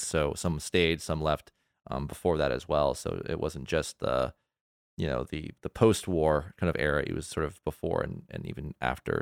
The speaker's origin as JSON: {"language": "English", "region": "Southern California", "country": "United States", "said": "I am from Southern California too"}